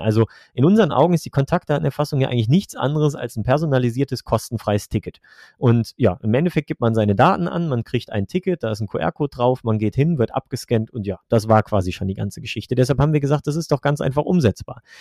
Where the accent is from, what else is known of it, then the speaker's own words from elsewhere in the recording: Velbert, North Rhine-Westphalia, Germany; moved away as an adult; now in Trier, Germany; ich komme ursprünglich eigentlich aus Nordrhein-Westfalen, aus, äh, ich sage immer so, aus der Mitte zwischen Wuppertal und Essen, aus Felbert